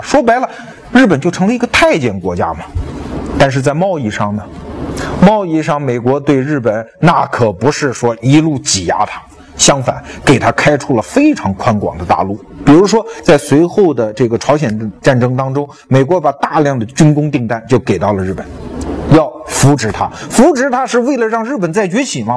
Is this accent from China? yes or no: yes; China; 我们内地人